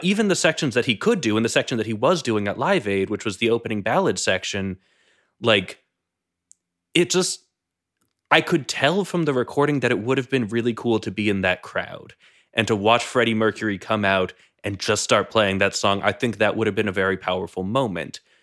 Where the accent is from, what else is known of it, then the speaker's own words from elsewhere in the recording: New England, United States; I grew up in New England